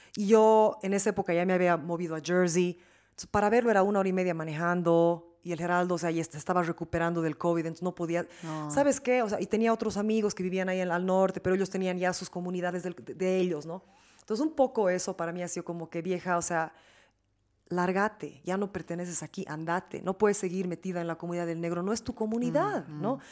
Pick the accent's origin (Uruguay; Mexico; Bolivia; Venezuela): Bolivia; moved away; also born or lived in New York; soy boliviana